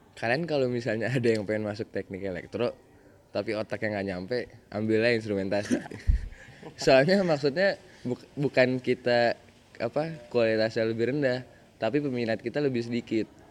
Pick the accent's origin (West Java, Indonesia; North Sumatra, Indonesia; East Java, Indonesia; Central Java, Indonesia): West Java, Indonesia; Bekasi; saya asal dari Bekasi